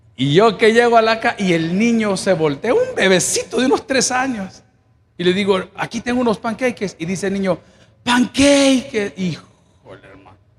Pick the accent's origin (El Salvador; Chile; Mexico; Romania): El Salvador; moved away; yo soy salvadoreño